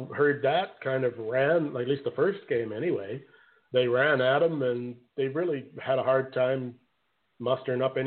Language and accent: English; Canada; being Canadian